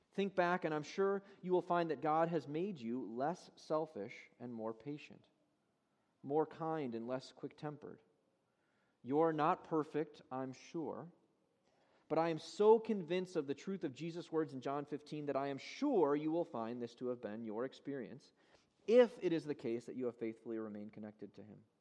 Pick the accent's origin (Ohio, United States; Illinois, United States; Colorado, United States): Illinois, United States; Chicago; moved away; I'm from Chicago originally. My parents still live in Chicago.